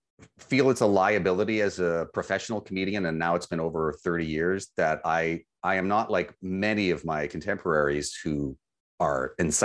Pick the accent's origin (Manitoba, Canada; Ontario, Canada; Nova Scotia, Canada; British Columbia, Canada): British Columbia, Canada; Vancouver; I think that in Vancouver, growing up in Vancouver, I would say on behalf of drivers there